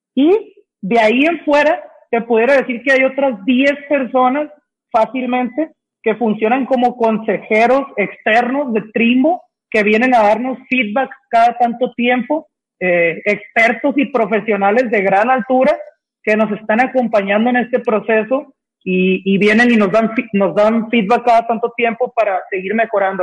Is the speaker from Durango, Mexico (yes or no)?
no; Sinaloa, Mexico; now in Guadalajara, Mexico; somos de Sinaloa tres de los cuatro socios